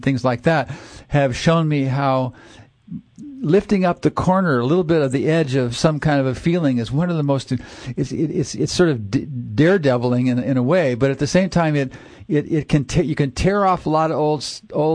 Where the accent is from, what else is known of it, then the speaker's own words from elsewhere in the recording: Minnesota, United States; moved away; also born or lived in New Haven; I grew up in Minnesota